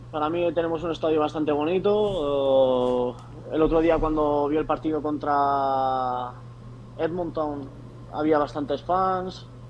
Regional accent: Palma, Balearic Islands, Spain; moved away as an adult; yo justamente soy de Palma de Mallorca

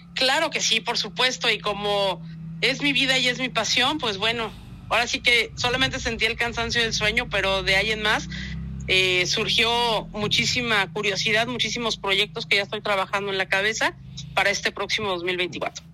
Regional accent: Guanajuato, Mexico; la gente que vivimos acá, de los que nacimos en Guanajuato, de los que somos parte del Estado

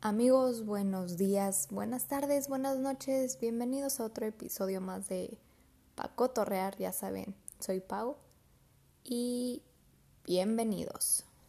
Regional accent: Mexico; la cultura como mexicanos

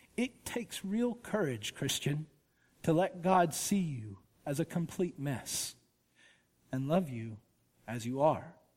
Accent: Woodstock, Georgia, United States; I grew up in Woodstock, Georgia

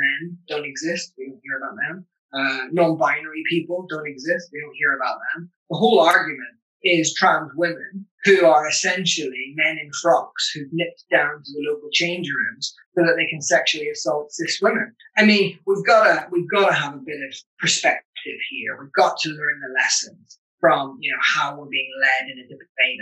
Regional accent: Northern Ireland, United Kingdom; growing up in Northern Ireland through the Troubles, I grew up at the back end of the Troubles

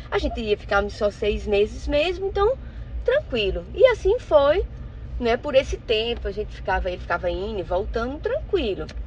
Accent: João Pessoa, Paraíba, Brazil; now in Orlando, United States; eu sou de João Pessoa, na Paraíba.

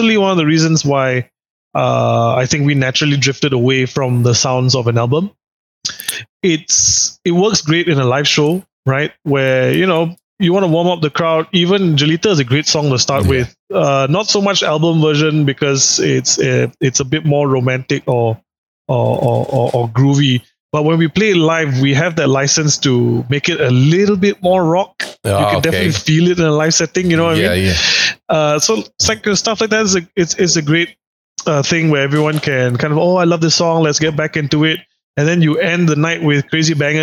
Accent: Singapore; I as a kid growing up in Singapore

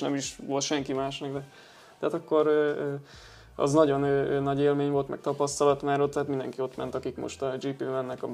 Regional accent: Hungary; én meg magyar vagyok

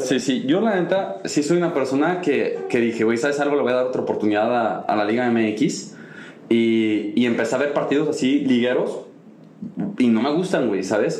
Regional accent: Mexico; somos mexicanos

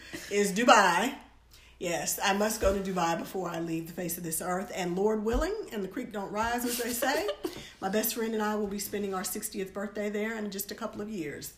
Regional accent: United States; as an American

